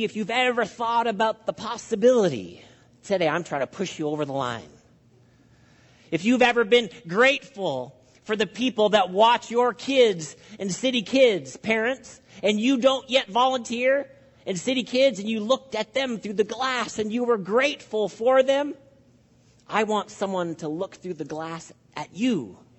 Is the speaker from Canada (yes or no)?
yes; Canada; I'm speaking as a Canadian